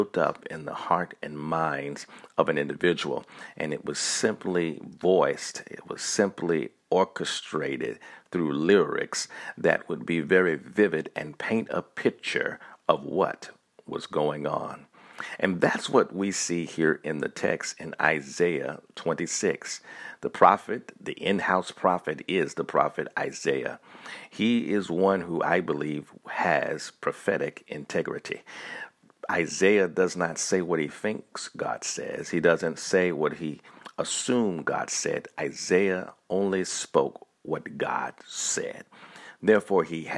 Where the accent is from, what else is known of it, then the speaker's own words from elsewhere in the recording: Montgomery, Alabama, United States; also born or lived in Tuskegee, Alabama; I grew up in Montgomery, Alabama. I was born in Tuskegee, Alabama